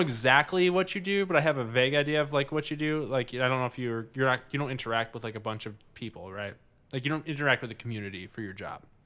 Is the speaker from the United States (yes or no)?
yes; United States; I grew up living in America, the best country in the world.